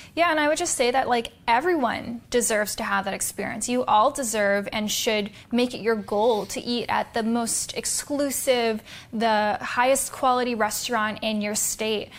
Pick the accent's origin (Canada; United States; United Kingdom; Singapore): Canada; I was born in Canada